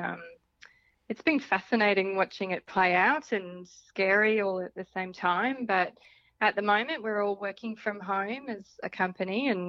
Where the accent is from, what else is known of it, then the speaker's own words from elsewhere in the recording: Central Queensland, Australia; I'm from Central Queensland. So when I was 15 or something or other, we did a spate of homeschooling